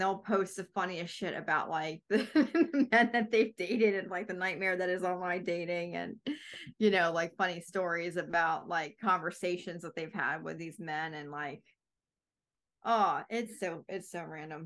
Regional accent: New Jersey, United States; now in Virginia, United States; I'm originally from New Jersey

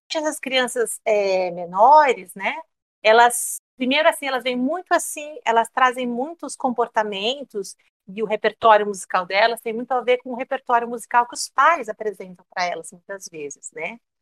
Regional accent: São Paulo, Brazil; moved away as an adult; now in Cuiabá, Brazil; eu dava aula de educação musical lá em São Paulo, a cidade onde eu nasci

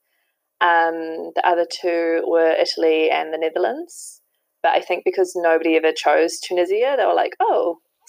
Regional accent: a small town just outside Auckland, New Zealand; moved away as an adult; now in Paris, France; I'm originally from a small town, which is just outside of Auckland, and then moved into the city, into Auckland City

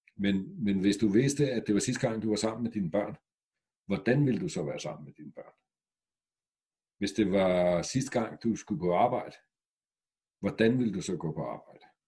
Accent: Græsted, Capital Region of Denmark, Denmark; da jeg voksede op i Græsted med 700 mennesker for 50 år siden

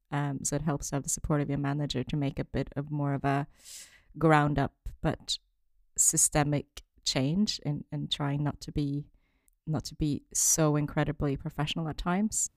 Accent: Norway; moved away as an adult; also born or lived in China; now in United Kingdom; originally, I'm from Norway, but then my parents are originally from China

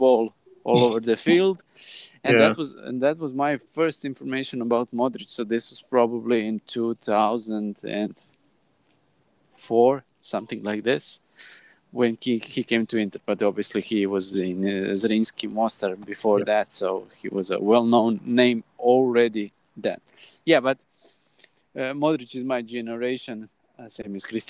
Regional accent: Croatia; accent: Croatian; first language Croatian; English is a second language; As you can hear by my accent, my native language is Croatian.

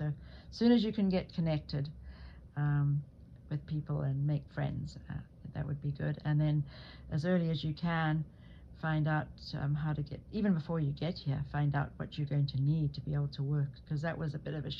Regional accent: Zimbabwe; people assumed, because I came from Africa, that I hadn't had a very good education.

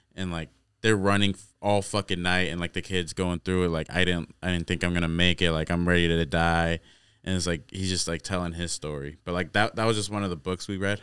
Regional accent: Corning, United States; we come from Corning, bro. That's the smallest town

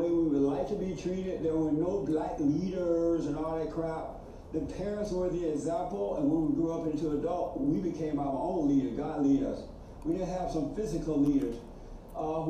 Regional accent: Alabama, United States; I was born in Alabama. I grew up under Jim Crow laws

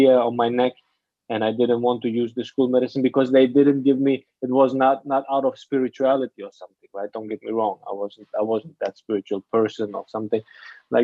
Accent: Afghanistan; also born or lived in Germany / Hamburg, Germany; now in Bali, Indonesia; I grew up in Afghanistan and then I moved to Germany.

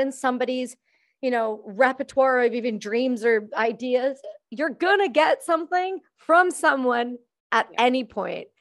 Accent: Canada; I'm just Canadian

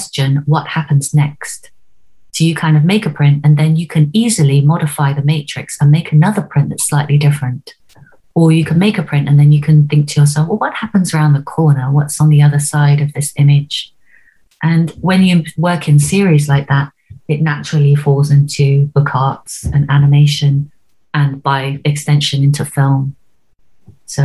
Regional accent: Oxford, South East England, United Kingdom; I grew up in Oxford

